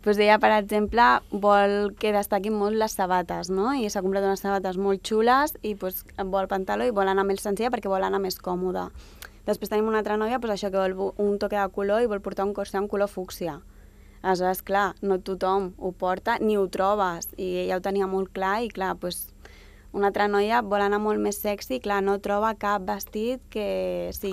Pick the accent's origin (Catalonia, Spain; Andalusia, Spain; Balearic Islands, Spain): Catalonia, Spain; Sant Boi de Llobregat; jo m'he criat sempre a Sant Boi, sóc d'allà